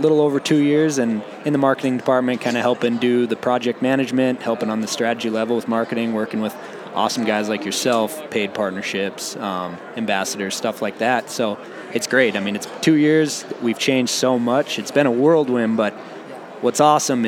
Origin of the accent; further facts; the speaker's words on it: Missoula, Montana, United States; also born or lived in North Dakota; I grew up in Missoula, Montana